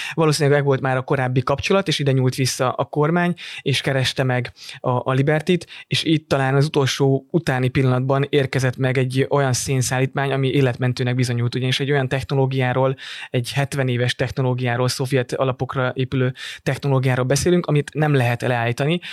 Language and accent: Hungarian; Dunaújváros, Fejér, Hungary; moved away; Dunajvárosban nőttem föl